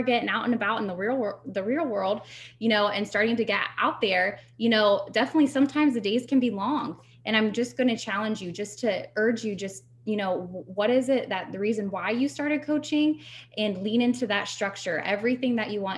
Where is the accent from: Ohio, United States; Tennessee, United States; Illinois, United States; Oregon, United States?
Ohio, United States; I'm from Ohio